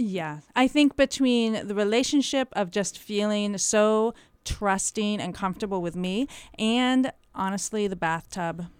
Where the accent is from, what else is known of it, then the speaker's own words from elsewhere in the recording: Canterbury, New Hampshire, United States; I grew up in Canterbury, New Hampshire